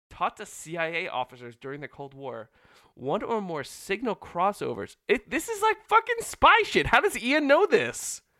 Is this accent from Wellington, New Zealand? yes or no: yes; Wellington, New Zealand; born there; My parents are Dutch. I was born in Wellington.